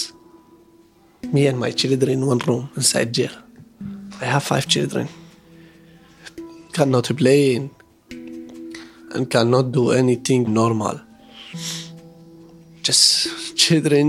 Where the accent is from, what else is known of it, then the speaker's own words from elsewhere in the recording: Iraq; English is a second language; now in Indonesia; I'm from Iraq